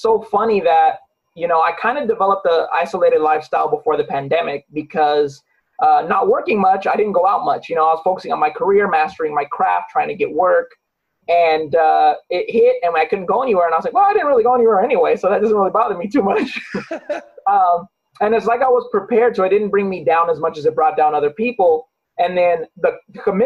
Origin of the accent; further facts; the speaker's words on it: Long Beach, California, United States; Growing up in Long Beach, California